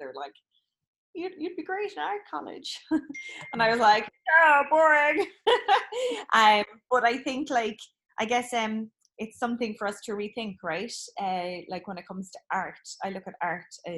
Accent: Cork, Munster, Ireland; moved away; also born or lived in Kerry / England; born in Cork, in a terraced house, in Friars Walk, born and bred

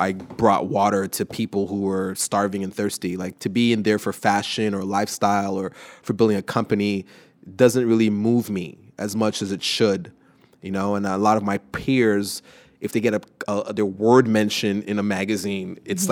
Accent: Montreal, Quebec, Canada; from Montreal

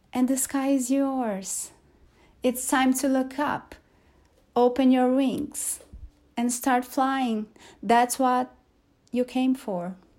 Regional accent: Brazil; English is a second language; there's a joke we make here in Portuguese in Brazil, because in Brazil we don't speak Brazilian, we speak Portuguese.

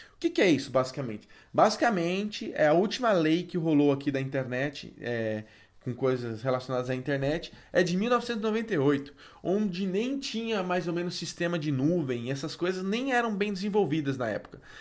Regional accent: Brazil; nós, como bons brasileiros

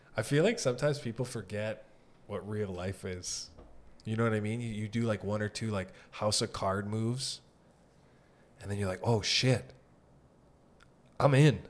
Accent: Sault Ste. Marie, Ontario, Canada; moved away as an adult; now in Toronto, Canada; I'm from Sault Ste. Marie, so I wasn't born in Toronto

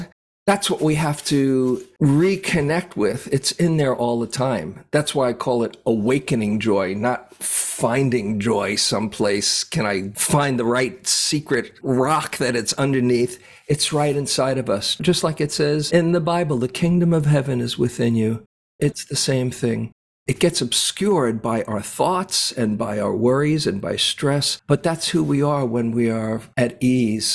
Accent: New York City, New York, United States; moved away as an adult; now in California, United States; I grew up in New York City, lived there most of my life till I was about 29 or so

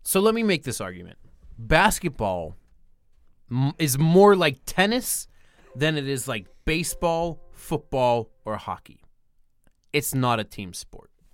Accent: Pittsburgh, Pennsylvania, United States; my hometown of Pittsburgh

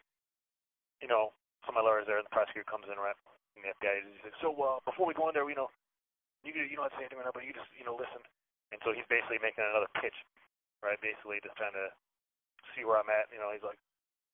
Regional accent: Chicago, Illinois, United States; I'm from Chicago.

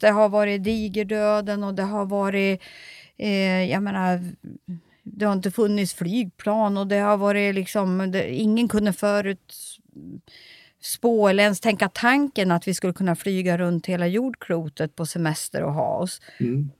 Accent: Sweden; varför är jag född i Sverige

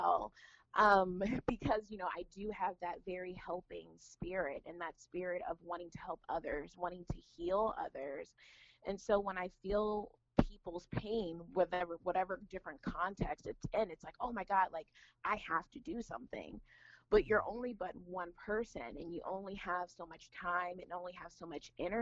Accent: United States; moved away as an adult; now in Dayton, United States; I was raised in the Washington, D.C. area

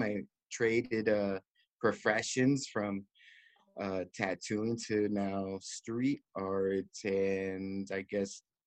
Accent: Miami, Florida, United States; moved away as an adult; also born or lived in New York; now in Long Beach, United States; they took me all the way down to Miami, the tropics, and I was raised out there since I was like two years old.

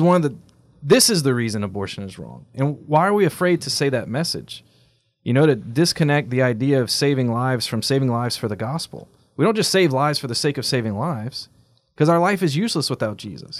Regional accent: United States; as American Catholics

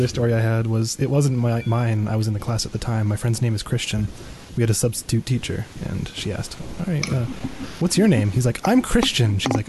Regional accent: Canada; I'm from Canada.

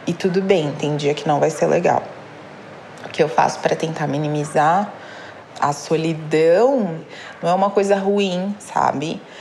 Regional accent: São Paulo, Brazil; eu tenho 31 anos, sou de São Paulo

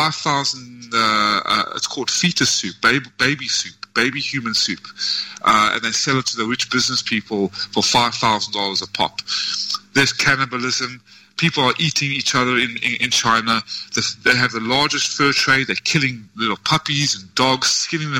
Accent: South Africa; also born or lived in United States; now in Vietnam; I am in Vietnam and I come from South Africa

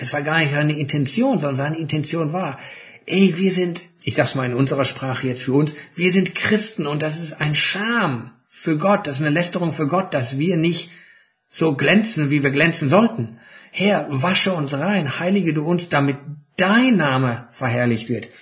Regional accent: Germany; wir als Deutsche

